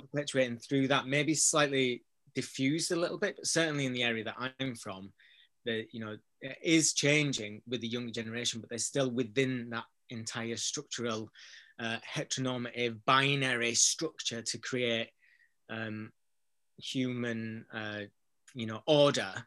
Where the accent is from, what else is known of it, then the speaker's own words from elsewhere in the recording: Bradford, Yorkshire and the Humber, United Kingdom; moved away as an adult; also born or lived in Manchester; I'm from Bradford, from an area that you know is a low socioeconomic area